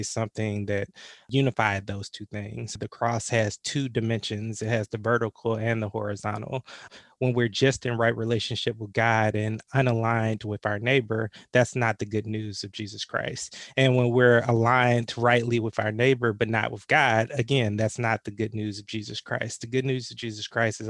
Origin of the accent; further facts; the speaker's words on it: Atlanta, Georgia, United States; I'm from the Metro Atlanta area. Grew up in the shadows of Dr. King